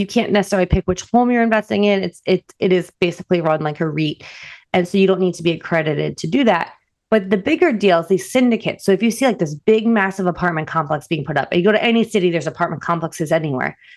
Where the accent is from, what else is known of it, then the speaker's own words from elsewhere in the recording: New Jersey, United States; moved away as an adult; I'm also from New Jersey